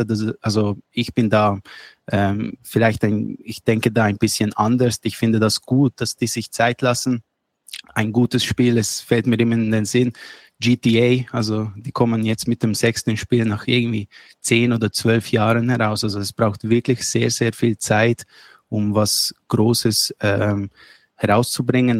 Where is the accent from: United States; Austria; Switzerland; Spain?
Switzerland; ich komme aus der Schweiz